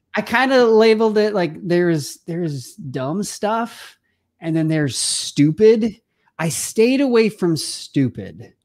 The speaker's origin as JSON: {"language": "English", "town": "Simi Valley", "region": "California", "country": "United States", "tie": "born or raised there", "said": "I grew up in Southern California, quite honestly, uh, I, in a family of, a big family, like my own, um, there were six kids, and my mom and dad, you know, uh, just loved us, hang out with us. We grew up on this one acre parcel of land in one of the oldest homes in Simi Valley"}